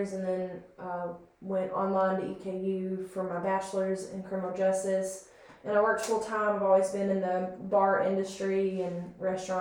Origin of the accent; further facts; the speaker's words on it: New Haven, Kentucky, United States; Born and raised in New Haven / Hagerstown, Kentucky, middle of nowhere, pretty much